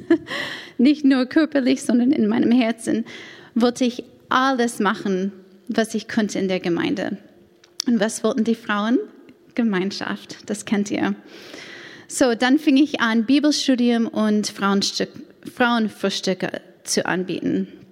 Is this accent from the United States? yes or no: yes; United States; German is a second language; moved away as an adult; now in Stade, Germany; bin ich Amerikanerin